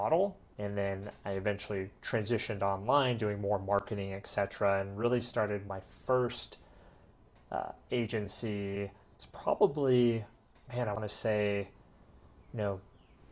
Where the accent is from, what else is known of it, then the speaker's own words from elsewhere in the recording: Colorado, United States; moved away as an adult; now in Medellin, Colombia; where I grew up and lived in Colorado